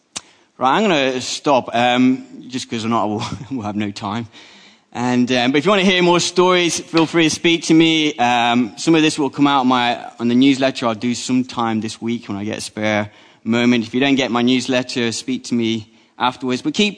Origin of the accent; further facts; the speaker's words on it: Colombia; born there; I was born in the Republic of Colombia. I was the wrong color, the wrong language.